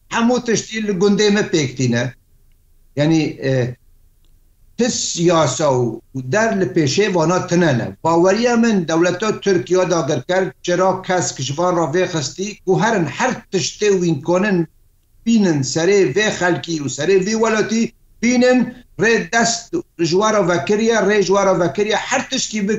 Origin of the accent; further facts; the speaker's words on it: Kafr Safra, Aleppo Governorate, Syria; gundê min kefer sefrê ku kurêdayê herê navçeha cindirêsê